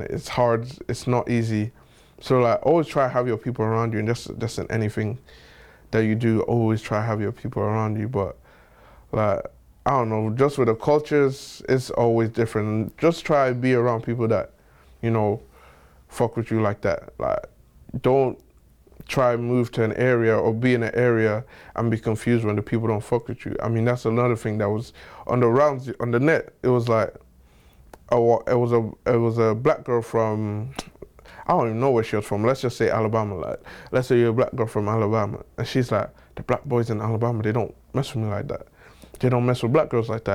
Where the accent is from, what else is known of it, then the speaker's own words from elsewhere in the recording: Nigeria; So I'm Nigerian